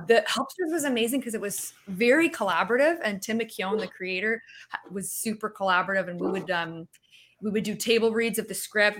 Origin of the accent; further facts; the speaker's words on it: Canada; moved away; I'm Canadian